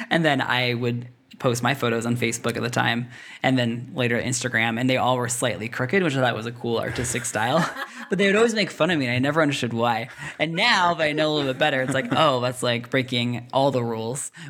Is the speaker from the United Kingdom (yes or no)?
no; Russia; now in Washington, United States; I grew up in Russia my whole life, so even when it snows, it's no big deal.